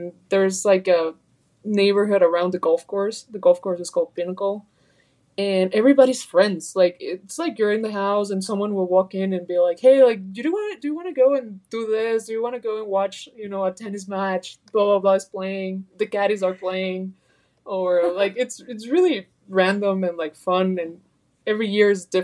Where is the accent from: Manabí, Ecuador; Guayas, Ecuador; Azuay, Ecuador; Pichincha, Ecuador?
Pichincha, Ecuador; Quito; I'm actually from Quito